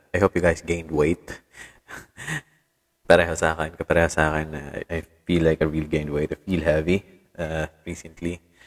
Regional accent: Tacloban, Eastern Visayas, Philippines; dito sa amin sa Tacloban

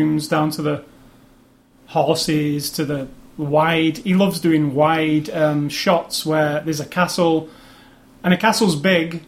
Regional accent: England, United Kingdom; I'm English

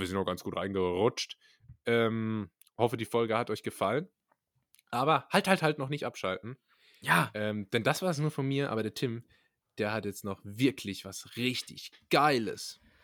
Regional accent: Karlsruhe, Baden-Württemberg, Germany; als Karlsruher

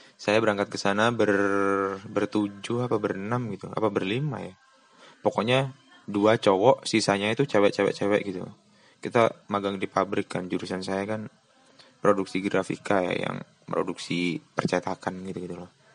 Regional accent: Lumajang, East Java, Indonesia; Dia tuh sekolah di kota saya, di Lumajang, cuman berbeda sekolah dengan saya

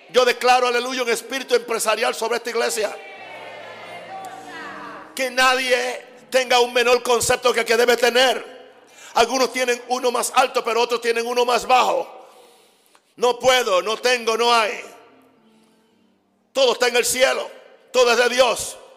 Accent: United States; Spanish is a second language; Y yo soy gringo, como dicen ustedes. Ustedes lo dicen, yo nunca he dicho eso.

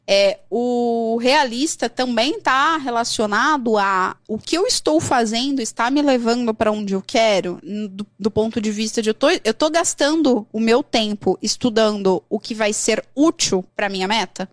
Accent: Brazil; Eu sou brasileira

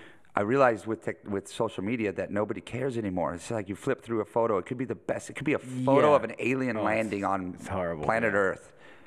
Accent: Pacific Northwest, United States; Growing up in the Northwest in the 90s was like, it was like the 50s for rock and roll.

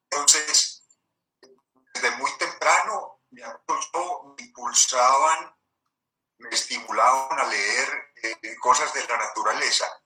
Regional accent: Medellín, Antioquia, Colombia; nací en Medellín 1943.

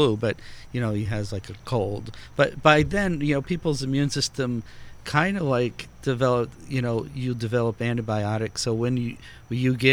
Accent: Portugal; also born or lived in New Bedford, Massachusetts; now in United States; I didn't even have a TV growing up in Portugal.

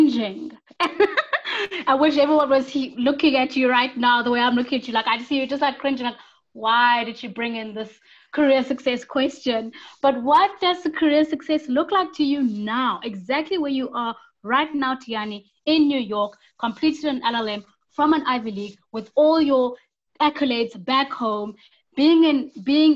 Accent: South Africa; us as South African young professionals

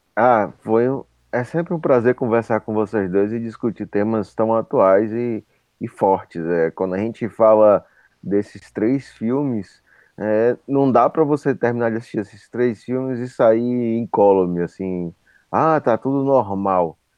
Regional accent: Pernambuco, Brazil; eu sou pernambucano

